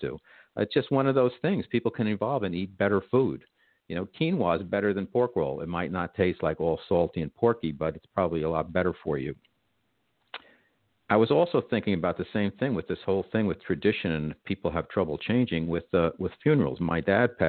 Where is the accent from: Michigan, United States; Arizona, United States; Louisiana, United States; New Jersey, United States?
New Jersey, United States; I'm from New Jersey, and I wasn't raised on pork roll